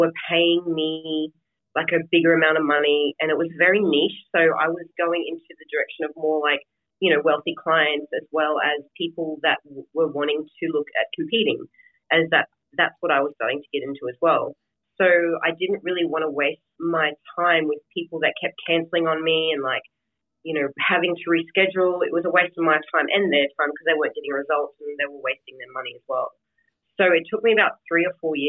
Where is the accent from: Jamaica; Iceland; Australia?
Australia; now in United States; I'm living in America and I was born in Australia